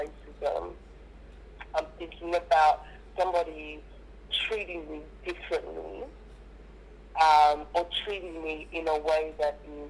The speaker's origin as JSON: {"language": "English", "town": "Perth", "region": "Western Australia", "country": "Australia", "tie": "born or raised there", "also_born_or_lived": "Nigeria", "said": "growing up in Perth"}